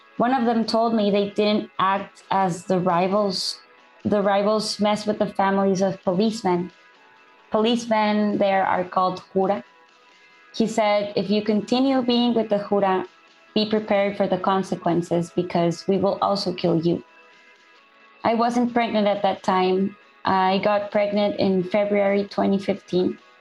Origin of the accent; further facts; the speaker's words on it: El Salvador; moved away as an adult; now in Ciudad Juarez, Mexico; I came from El Salvador with, with my son